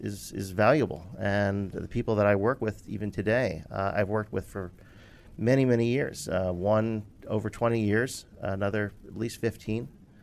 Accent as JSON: {"language": "English", "town": "Philadelphia", "region": "Pennsylvania", "country": "United States"}